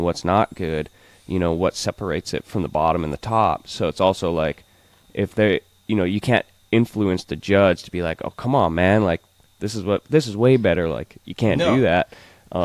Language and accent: English; United States; since we are American